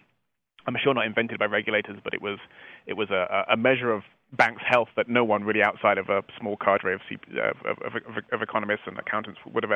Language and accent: English; England, United Kingdom; accent: English; moved away as an adult; now in United States; you can probably guess from my accent, it's slightly English